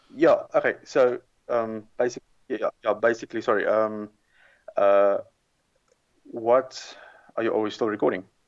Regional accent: South Africa; moved away; originally I'm from South Africa

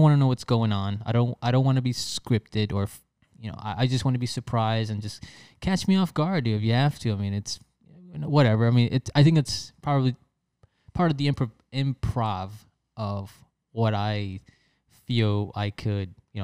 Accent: New York, United States; also born or lived in Philadelphia / Chicago; now in West Palm Beach, United States; I'm originally from New York. I moved to Philadelphia for college and I lived in Chicago for, maybe 7-8 years.

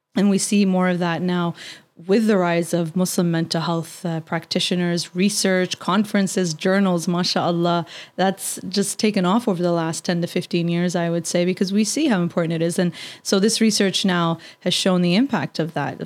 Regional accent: Canada; as a Canadian

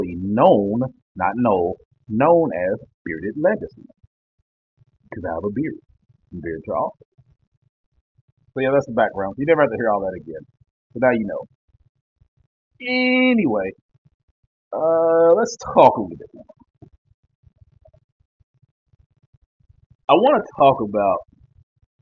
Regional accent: Kentucky, United States; also born or lived in Louisville, Kentucky; I'm not from Louisville, but I've lived in Louisville for a very long time. So, but I'm from Kentucky

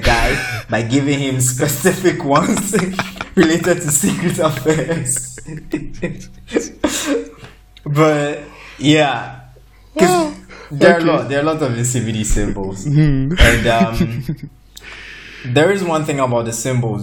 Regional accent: Nigeria; I'm Nigerian

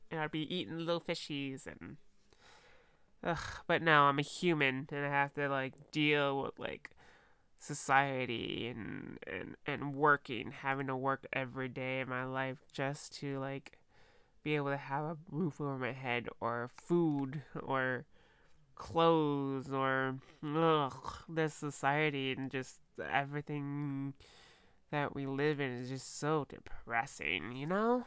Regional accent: United States; I'm an American girl

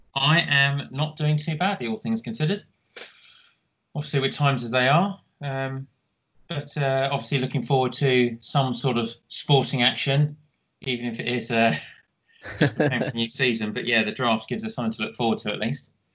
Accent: Kent, South East England, United Kingdom; growing up in Kent

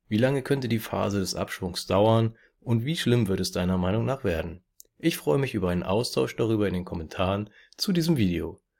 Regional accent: Germany; hier bei uns in Deutschland

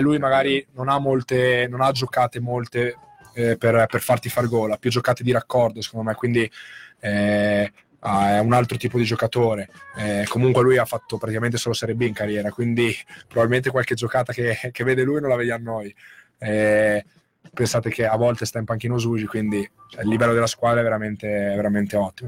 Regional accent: Muzzana del Turgnano, Friuli-Venezia Giulia, Italy; moved away; also born or lived in Latisana; il, mio, il, mio, paese d'origine è Muzzana

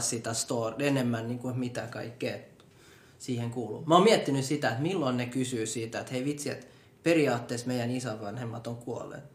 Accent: Finland; born or raised there

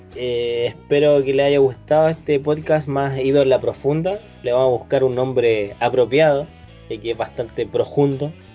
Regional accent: Chile

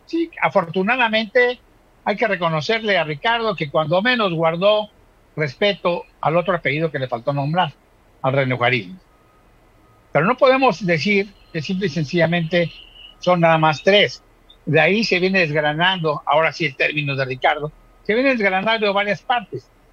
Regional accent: Mexico

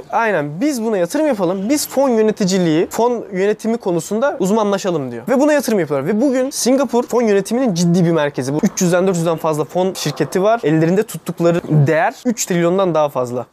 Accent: Turkey; bizim eğitim sistemimiz kötü ama rahat da büyüdük

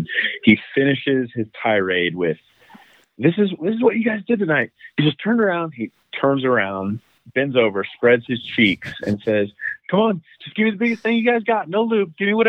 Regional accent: Wichita, Kansas, United States; I'm from Wichita.

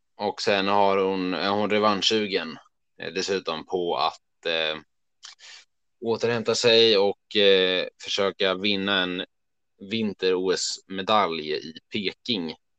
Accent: Örebro, Örebro County, Sweden; vi är från Örebro

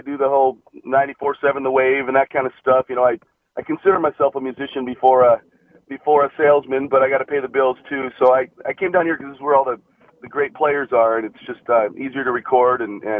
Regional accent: Seattle, Washington, United States; I was up in Seattle, Lake Washington High School up there.

